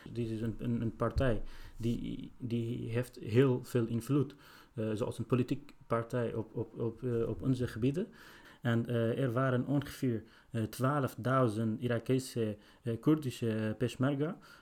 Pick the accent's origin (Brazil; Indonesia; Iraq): Iraq; Sinjar, Nineveh; now in Netherlands; ik ben zelf gevlucht uit Irak in, nadat de IG is onze stad binnengevallen. En ik woon ongeveer drie jaar hier in Nederland.